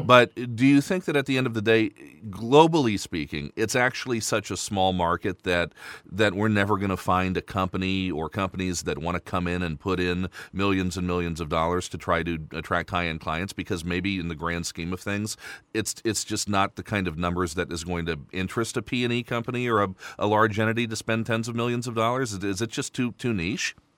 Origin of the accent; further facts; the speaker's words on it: United States; now in Luxembourg; I'm from the States